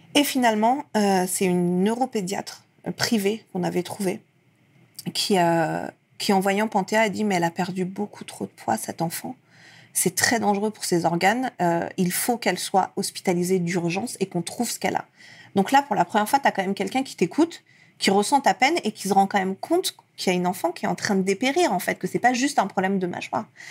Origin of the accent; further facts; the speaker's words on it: France; also born or lived in Iran; ma mère est arrivée avec moi quand j'avais un an en France. Et j'ai vécu ensuite toute ma vie euh, ici